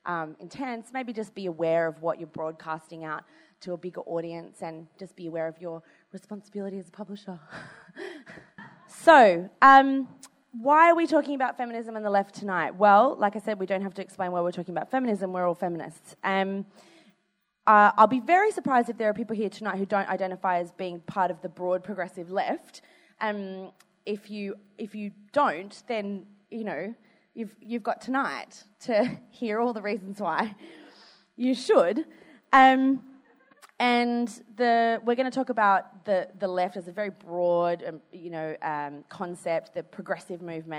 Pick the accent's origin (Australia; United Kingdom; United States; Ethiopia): Australia; And plus we're Australian.